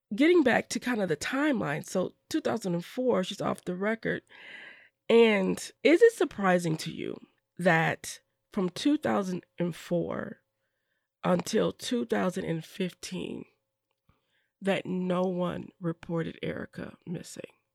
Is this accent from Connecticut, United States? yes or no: no; Madison, Wisconsin, United States; I grew up in Madison and went to Lincoln Middle School.